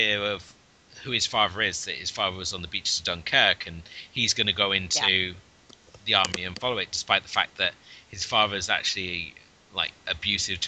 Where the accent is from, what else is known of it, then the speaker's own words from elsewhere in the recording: Cornwall, South West England, United Kingdom; where I was obviously growing up in Cornwall